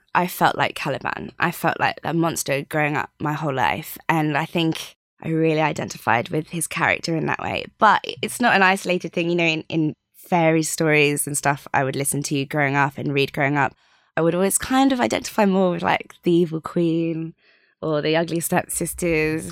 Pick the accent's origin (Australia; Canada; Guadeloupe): Australia; Sydney, New South Wales; I was born out in Australia